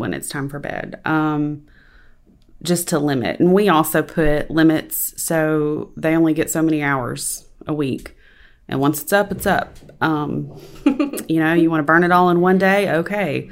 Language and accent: English; West Monroe, Louisiana, United States; I've lived in West Monroe my entire life